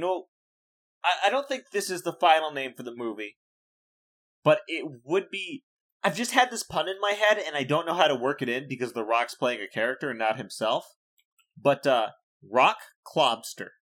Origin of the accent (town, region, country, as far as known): Iowa, United States; born or raised there